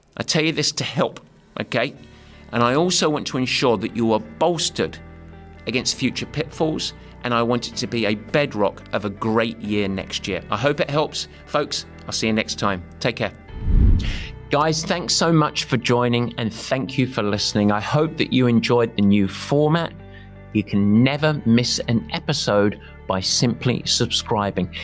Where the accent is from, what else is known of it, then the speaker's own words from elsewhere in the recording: England, United Kingdom; luckily I'm English